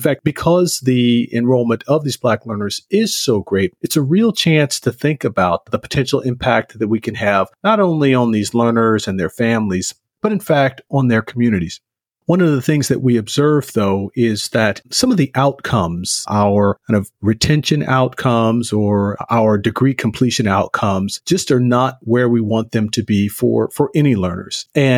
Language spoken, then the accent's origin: English; the South, United States; I'm originally from the South.